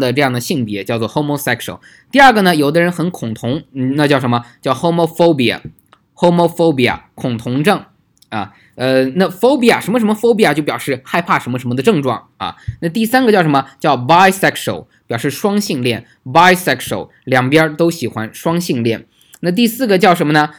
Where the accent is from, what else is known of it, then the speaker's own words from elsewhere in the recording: China; 我们中国人